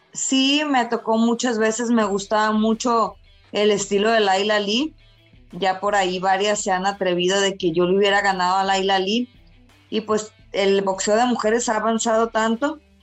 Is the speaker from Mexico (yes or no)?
yes; Culiacán, Sinaloa, Mexico; moved away as an adult; now in Guadalajara, Mexico; un apellido muy típico de allá de mi tierra de Culiacán